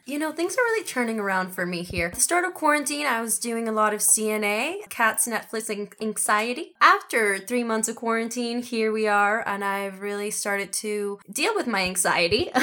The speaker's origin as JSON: {"language": "English", "town": "Seattle", "region": "Washington", "country": "United States", "tie": "born or raised there", "also_born_or_lived": "Mexico City, Mexico"}